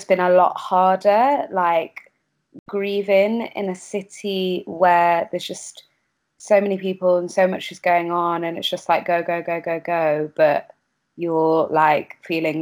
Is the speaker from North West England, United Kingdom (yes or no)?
yes; Kendal, North West England, United Kingdom; moved away as an adult; now in London, United Kingdom; I grew up in Kendal, actually, in the Lake District.